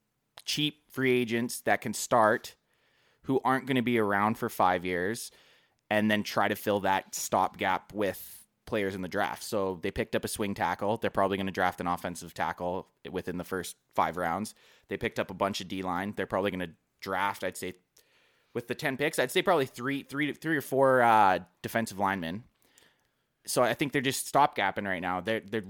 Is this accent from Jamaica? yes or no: no; Canada; I've actually had a few people already beak me for being Canadian.